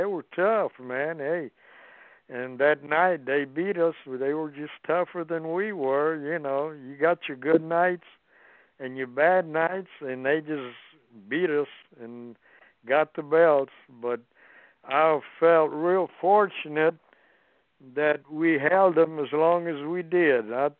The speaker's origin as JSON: {"language": "English", "town": "Austin", "region": "Texas", "country": "United States", "said": "he was a Texas boy, and I was from Austin, Texas, and we really got along."}